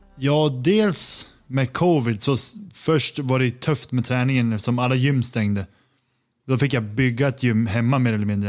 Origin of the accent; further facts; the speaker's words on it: Sundsvall, Västernorrland County, Sweden; moved away as an adult; also born or lived in Copenhagen, Denmark; now in New York, United States; Född och uppvuxen i Sundsvall